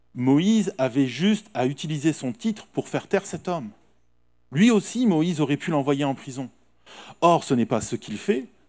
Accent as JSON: {"language": "French", "town": "Nice", "region": "Provence-Alpes-Côte d'Azur", "country": "France", "said": "nous, en tant que Niçois"}